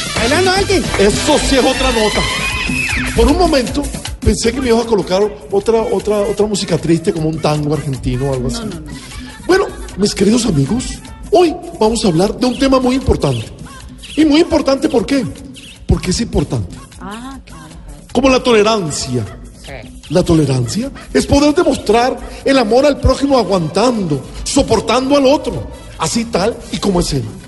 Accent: Colombian Caribbean coast, Colombia

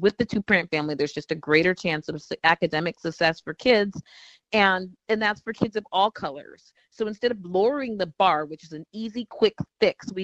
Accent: Washington, United States; moved away; also born or lived in Minnesota; I'm from Washington State

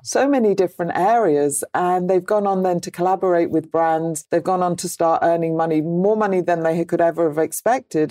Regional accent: United Kingdom; I'm British

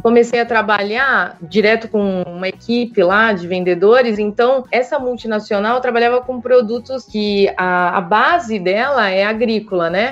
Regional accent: São Paulo, Brazil; moved away as an adult; now in Piracicaba, Brazil; E eu nasci em São Paulo

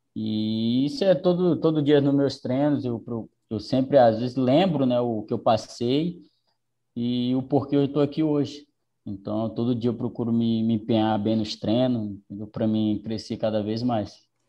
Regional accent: Tailândia, Pará, Brazil; moved away; also born or lived in Goiânia / Rio de Janeiro / Porto Alegre; acabei optando em voltar para o Pará, para minha cidade natal, que é Tailândia

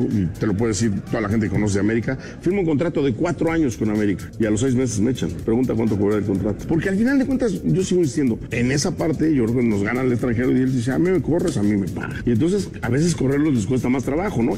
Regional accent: Mexico; nosotros como mexicanos

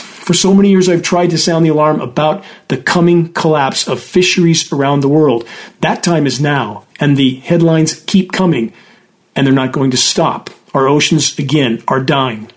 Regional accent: Southern California, United States; when I grew up in Southern California

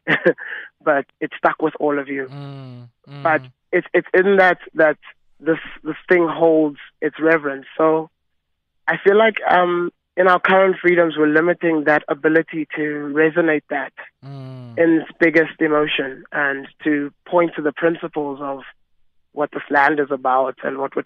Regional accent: Johannesburg, Gauteng, South Africa; we come from Johannesburg, you know? We come from the East Rand

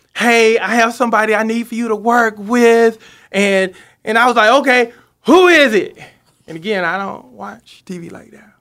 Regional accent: Seneca, South Carolina, United States; moved away; I'm from Seneca, South Ca-, South Carolina, so it's kinda like home

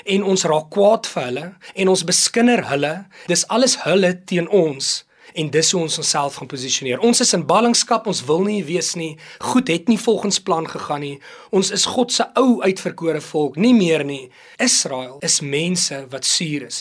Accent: South Africa; ons is Suid-Afrikaners

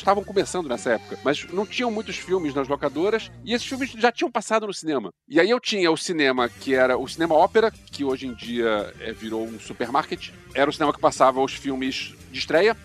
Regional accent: Rio de Janeiro, Brazil; moved away; eu tinha 14 anos, eu me mudei pro Rio, de volta, eu nasci no Rio, mas eu voltei pro Rio

